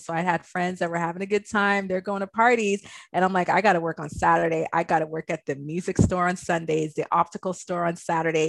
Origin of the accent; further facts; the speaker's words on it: Toronto, Ontario, Canada; I grew up in Malvern, but I went to Laurier, which is like kind of by Galloway, Morningside area